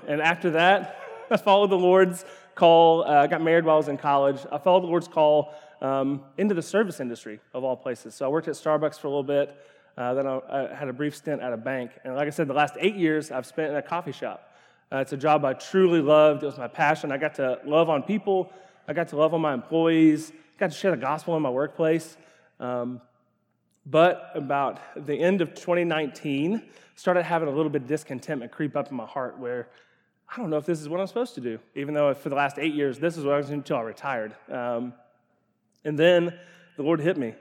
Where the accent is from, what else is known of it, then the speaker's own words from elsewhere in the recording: Ashland, Kentucky, United States; I grew up in Ashland, Kentucky